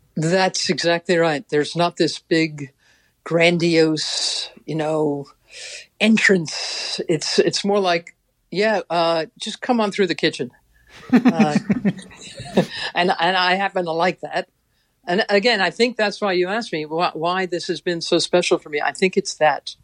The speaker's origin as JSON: {"language": "English", "town": "New York City", "region": "New York", "country": "United States", "said": "I'm a chick from Queens"}